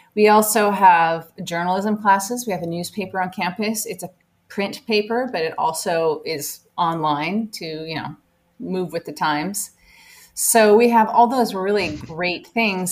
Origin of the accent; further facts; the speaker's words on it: Auburn, Washington, United States; also born or lived in Germany; Auburn is my hometown.